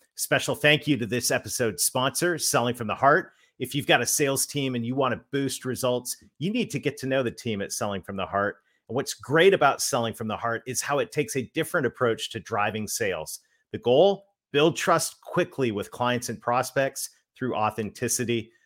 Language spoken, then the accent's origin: English; Canada; but I'm Canadian